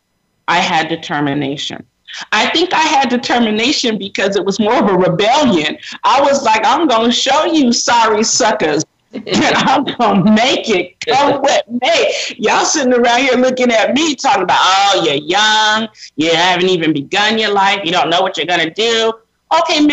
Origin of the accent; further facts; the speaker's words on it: Sacramento, California, United States; I grew up predominantly in Sacramento, California